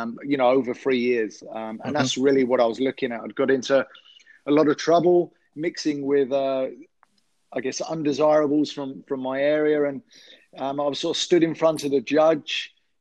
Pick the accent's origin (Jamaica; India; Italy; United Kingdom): United Kingdom; London; I'm from London, England. I grew up in an area of West London, Ealing